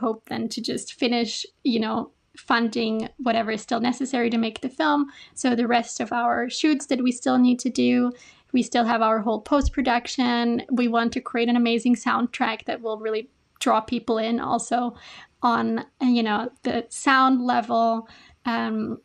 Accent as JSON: {"language": "English", "country": "Austria", "moved": "as an adult", "lives_now": "Japan", "said": "I'm from Austria"}